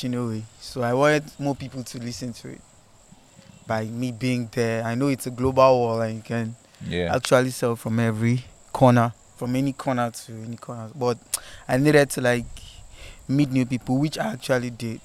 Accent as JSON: {"language": "English", "area": "Boki", "region": "Cross River", "country": "Nigeria", "tie": "born or raised there", "also_born_or_lived": "Etung / Obudu", "said": "I grew up in like three major places. I grew up in Boki, Etung, Obudu"}